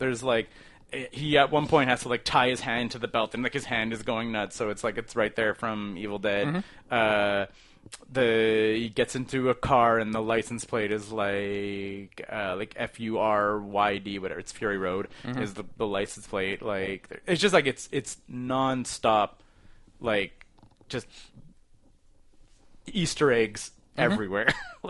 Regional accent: Toronto, Ontario, Canada; I'm just from Toronto.

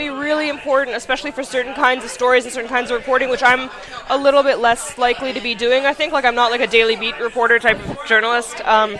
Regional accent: East Coast, United States; she's from the West Coast, I'm from the East Coast

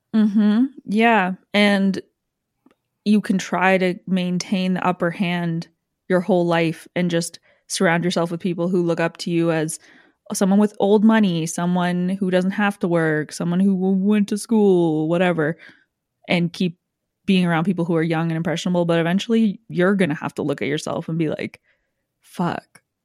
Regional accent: Canada; my life culturally whatsoever as a Canadian

